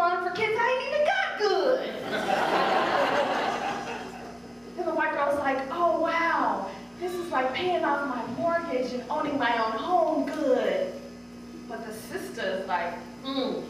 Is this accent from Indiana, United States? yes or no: no; Oak Park, Illinois, United States; I grew up in the suburb of Chicago called Oak Park